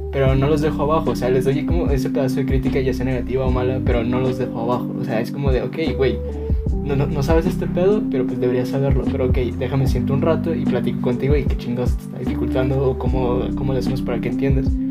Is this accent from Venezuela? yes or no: no; Mexico; como mexicano